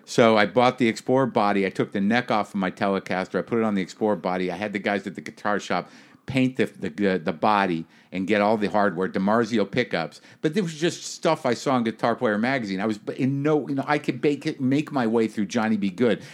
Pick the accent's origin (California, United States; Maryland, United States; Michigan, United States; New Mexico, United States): New Mexico, United States; moved away; I grew up in New Mexico.